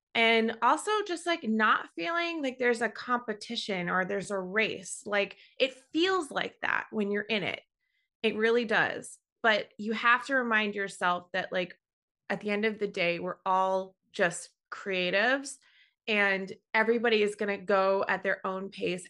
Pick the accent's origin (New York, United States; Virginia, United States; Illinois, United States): New York, United States; I'm born and raised in New York, and I've lived in the city for over fifteen years now